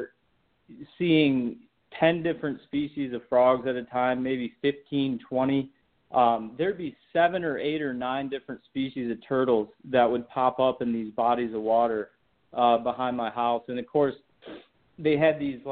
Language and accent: English; Michigan, United States; I grew up in Michigan